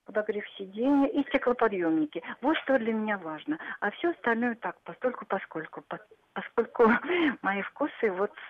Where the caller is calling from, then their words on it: Astrakhan, Astrakhan Oblast, Russia; Так, я из Астрахани.